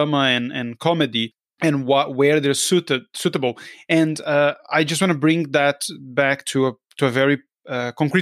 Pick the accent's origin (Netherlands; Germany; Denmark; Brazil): Brazil; I'm from Brazil